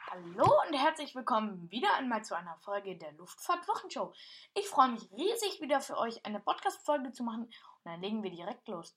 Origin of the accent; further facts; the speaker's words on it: Germany; ich bin normal kein Osteuropäer, ich bin Deutscher.